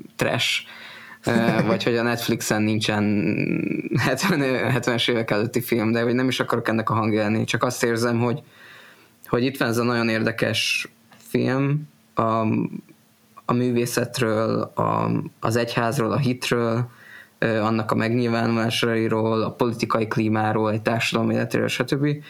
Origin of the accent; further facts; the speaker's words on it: Hungary; magyar evangélikusként